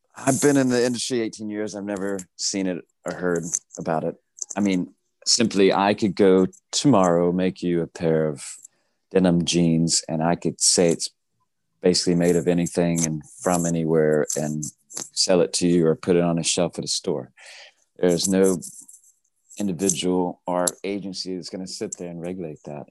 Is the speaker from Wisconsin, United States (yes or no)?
no; Tennessee, United States; I grew up in Tennessee, horse farm.